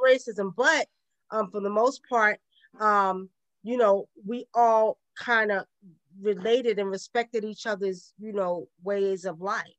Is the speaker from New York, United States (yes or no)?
yes; New York City, New York, United States; accent: Brooklyn; now in the South, United States; I was born and raised in Brooklyn